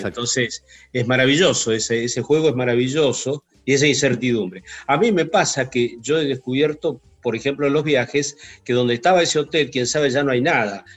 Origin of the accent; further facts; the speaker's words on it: Río Gallegos, Santa Cruz, Argentina; Yo soy de Río Gallegos.